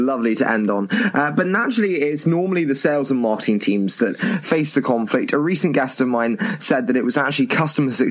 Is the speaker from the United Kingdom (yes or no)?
yes; United Kingdom; accent: British; my dulcet British accent